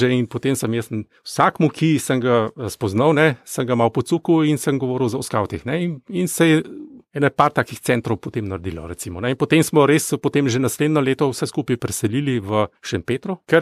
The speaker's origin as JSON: {"language": "Slovenian", "town": "Gorizia", "region": "Friuli-Venezia Giulia", "country": "Italy", "said": "Jaz sem bil Goričan"}